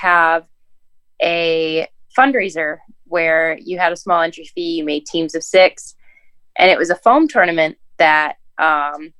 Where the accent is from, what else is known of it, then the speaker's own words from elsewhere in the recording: Michigan, United States; I'm from Michigan.